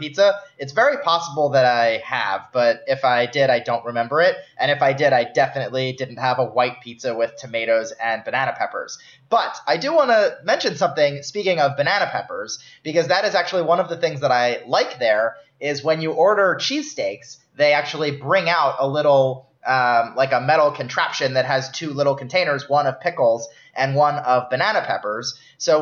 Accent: outside of Philly, Pennsylvania, United States; now in New York City, United States; we grew up in outside of Philly

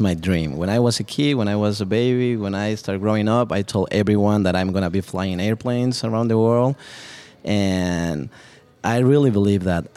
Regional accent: Mexico City, Mexico; moved away as an adult; also born or lived in Cancun, Mexico; now in Dallas, United States; born and raised in Mexico City

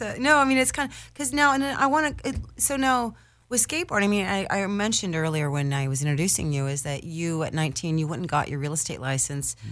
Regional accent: Newport Beach, California, United States; I was raised in Newport Beach

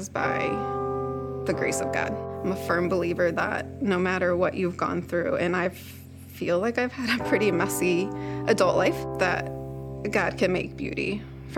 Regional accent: Eureka, Illinois, United States; I am from Eureka, Illinois

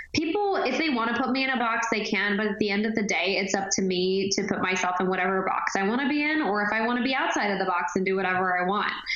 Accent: Texas, United States; now in Nashville, United States; I grew up in the Texas Opry, so my dad and I would actually sing the duet all the time ever since I was like 10, 11 years old.

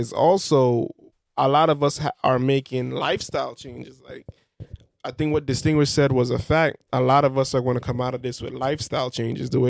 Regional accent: Belize; where I'm from Belize

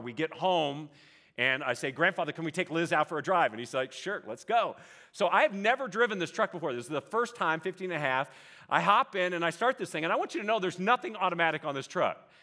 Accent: Vallejo, California, United States; I grew up in Vallejo, California, Northeast Bay. Lived there till I was about twenty or so

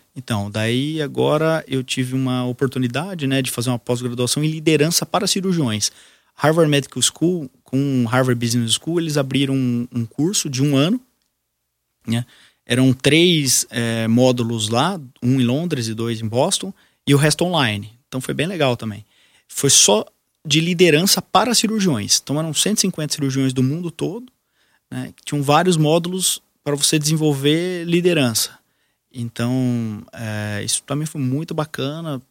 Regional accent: Brazil; sou brasileiro, vou ficar aqui

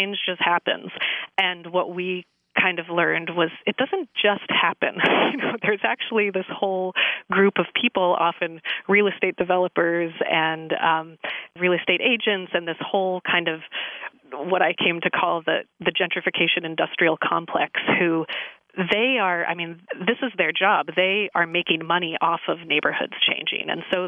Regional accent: California, United States; I grew up in the San Francisco Bay Area, and my family has lived there for many generations. I think I'm a fifth generation San Francisco Bay Area.

